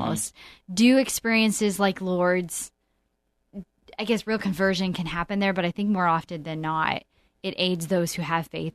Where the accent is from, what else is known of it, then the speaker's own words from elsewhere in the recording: Montana, United States; moved away; I'm from Montana